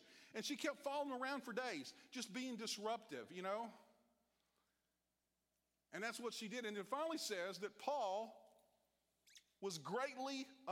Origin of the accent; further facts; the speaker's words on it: Virginia, United States; moved away; I'm from Virginia